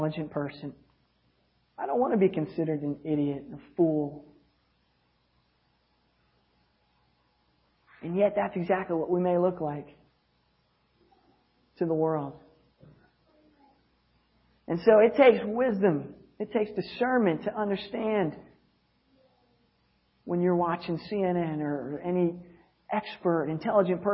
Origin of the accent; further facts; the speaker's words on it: United States; as an American